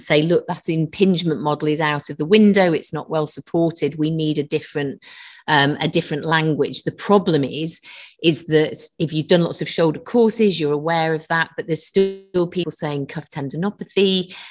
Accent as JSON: {"language": "English", "region": "London", "country": "United Kingdom", "tie": "born or raised there", "also_born_or_lived": "Manchester / Nottingham", "moved": "yes", "lives_now": "Liverpool, United Kingdom", "said": "I was born in London originally."}